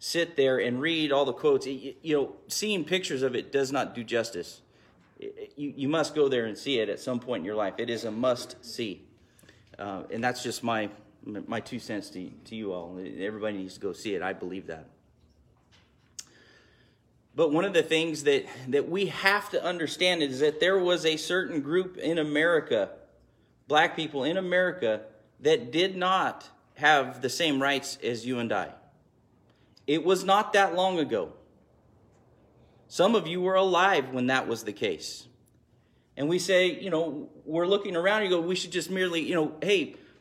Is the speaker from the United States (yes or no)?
yes; United States; as an American